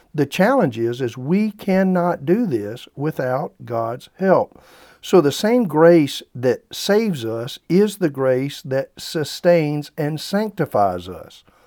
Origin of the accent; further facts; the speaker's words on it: South Carolina, United States; I grew up in the Bible Belt there in South Carolina